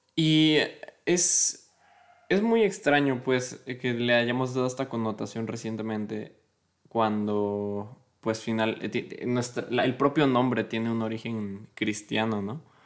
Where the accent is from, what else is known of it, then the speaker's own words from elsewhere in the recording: Mexico; soy mexicano